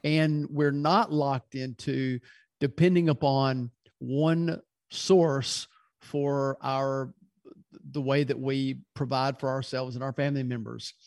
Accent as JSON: {"language": "English", "town": "Louisville", "region": "Kentucky", "country": "United States", "moved": "yes", "lives_now": "Birmingham, United States", "said": "originally I'm from Louisville, Kentucky, and we live in Birmingham now"}